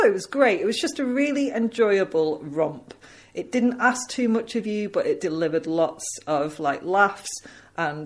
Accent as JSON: {"language": "English", "area": "the North", "region": "England", "country": "United Kingdom", "accent": "Northern", "said": "I'm too northern"}